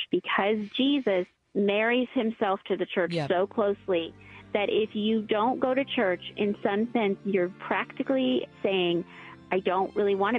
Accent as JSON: {"language": "English", "country": "United States", "said": "American Christians"}